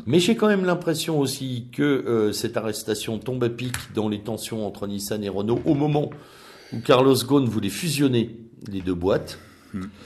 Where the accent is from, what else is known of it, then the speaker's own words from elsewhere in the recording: France; nous sommes d'abord des Français